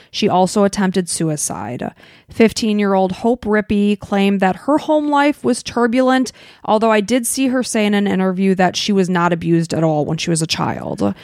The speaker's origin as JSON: {"language": "English", "town": "Chicago", "region": "Illinois", "country": "United States", "tie": "born or raised there", "said": "we grew up in Chicago"}